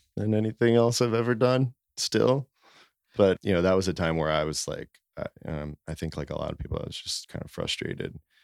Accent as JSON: {"language": "English", "town": "Norristown", "region": "Pennsylvania", "country": "United States", "tie": "born or raised there", "moved": "as an adult", "lives_now": "Philadelphia, United States", "said": "I grew up in Norristown"}